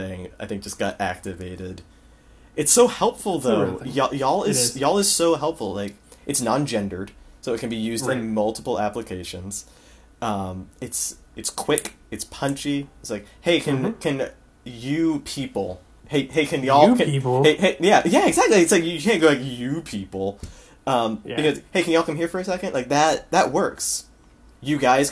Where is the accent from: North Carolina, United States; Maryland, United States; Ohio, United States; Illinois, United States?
Maryland, United States; Bel Air; moved away as an adult; also born or lived in Macon, Georgia; I grew up in Bel Air, Maryland.